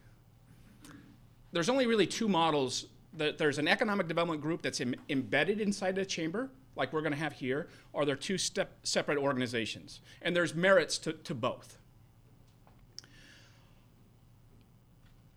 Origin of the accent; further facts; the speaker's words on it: Boise, Idaho, United States; moved away as an adult; also born or lived in Missoula, Montana; now in Erie, United States; I'm from Boise, Idaho, and that's where my family home is